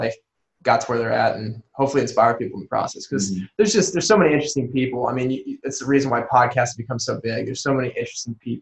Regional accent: Warsaw, Indiana, United States; I'm from Warsaw, Indiana, about 2 hours north of here

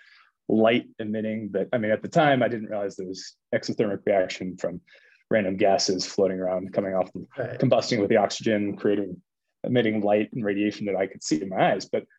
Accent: Colorado, United States; So I grew up in Colorado. I've lived in Colorado my entire life.

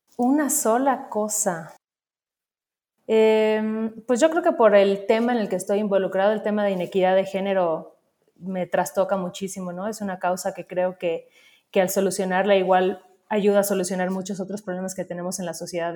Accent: Mérida, Yucatán, Mexico; yo crecí en Mérida, que de alguna forma es una ciudad bastante em, tradicional

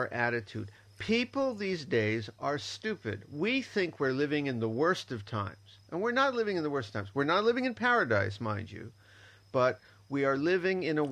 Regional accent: Miami, Florida, United States; moved away; I was from Miami, one of the worst cities for crime in the United States

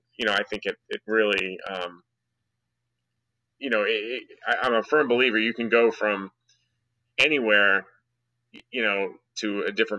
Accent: New Jersey, United States; also born or lived in Connecticut; now in Dallas, United States; I grew up in New Jersey

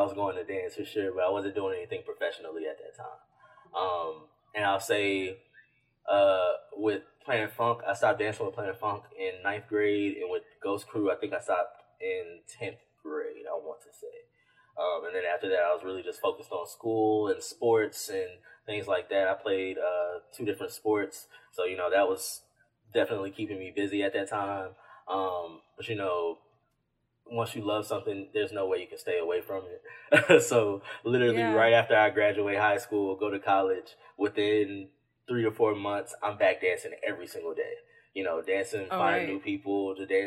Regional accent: Houston, Texas, United States; we're from Texas. We're from Houston.

